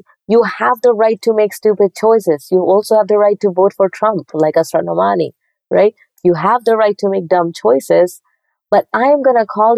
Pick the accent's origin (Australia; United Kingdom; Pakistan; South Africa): Pakistan; moved away as an adult; I grew up in Pakistan